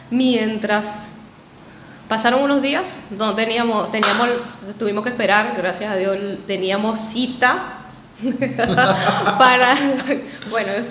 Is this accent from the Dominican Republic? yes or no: no; Apure, Venezuela; moved away as an adult; Salí desde Puerto Paz con mi novio. Salimos, emigré en pareja.